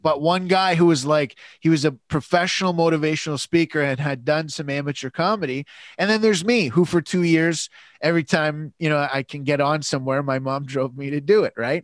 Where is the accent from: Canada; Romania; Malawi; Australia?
Canada; London, Ontario; I grew up in London, Ontario